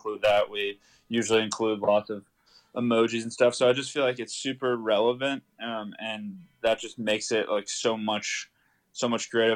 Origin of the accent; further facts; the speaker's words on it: Austin, Texas, United States; So I grew up in Austin, Texas